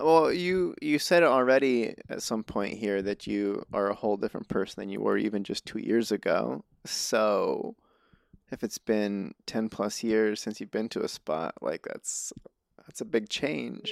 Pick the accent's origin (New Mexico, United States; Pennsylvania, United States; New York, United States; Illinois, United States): New Mexico, United States; moved away; I grew up in New Mexico